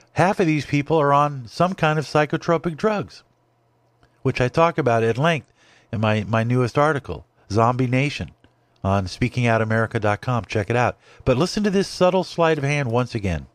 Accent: Los Angeles, California, United States; born or raised there; moved away

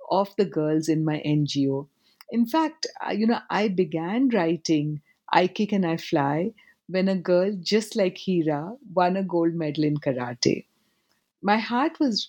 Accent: Kolkata, West Bengal, India; also born or lived in Forbesganj, Bihar, India; now in New York, United States; My hometown, my childhood home, is in Calcutta and in Forbesganj

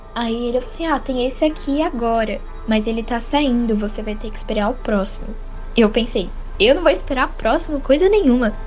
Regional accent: São Paulo, Brazil; sou da capital de São Paulo

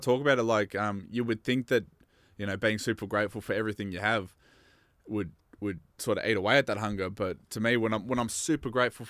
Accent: Bendigo, Victoria, Australia

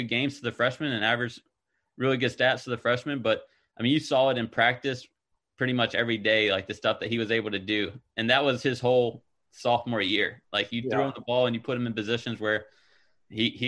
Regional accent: North Carolina, United States; Growing up in North Carolina

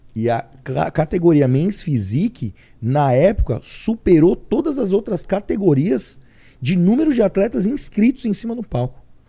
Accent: São Paulo, Brazil; eu nasci realmente aqui em São Paulo mesmo, São Paulo capital. E num, num bairro do Imirim, Cachoeirinha, meio que na região da Zona Norte mesmo

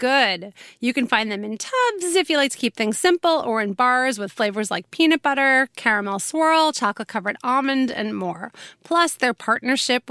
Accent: New York City, New York, United States; my childhood right there was growing up on that street

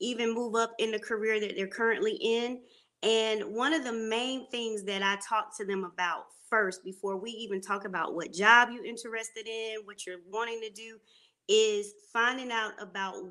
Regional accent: Panama City, Florida, United States; now in Charlotte, United States; I am from Panama City, Florida

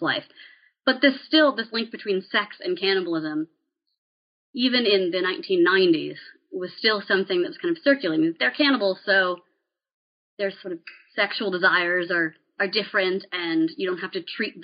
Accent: Appalachian Western Maryland, United States; I grew up in Appalachian Western Maryland

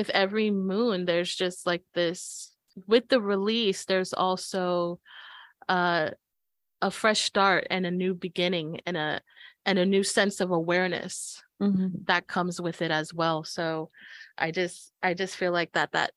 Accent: New York City, New York, United States; moved away; I was born and raised in New York. I'm gonna be a Brooklyn girl no matter where I go

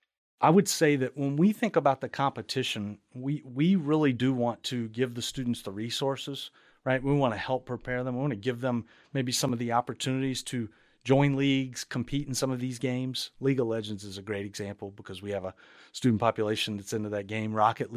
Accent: Baton Rouge, Louisiana, United States; my background being in and around higher ed, I grew up at LSU in Baton Rouge, Louisiana

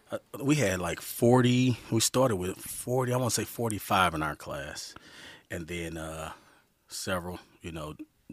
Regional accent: St. Louis, Missouri, United States; All right. From St. Louis, Missouri. Graduated in 1993 high school.

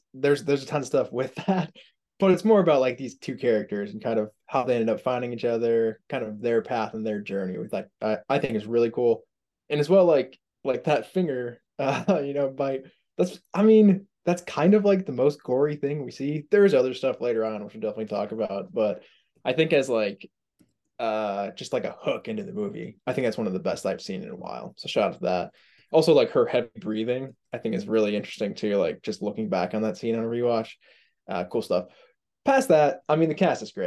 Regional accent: Indiana, United States; I'm from Indiana

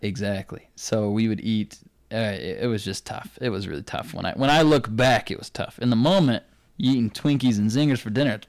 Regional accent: Provo, Utah, United States; also born or lived in Saint George, Utah; I tell 'em Provo

